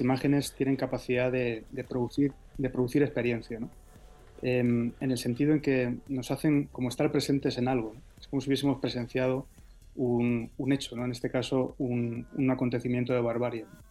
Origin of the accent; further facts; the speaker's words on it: Spain; yo como español, ya sabes que soy hijo de latinoamericanos, pero de origen español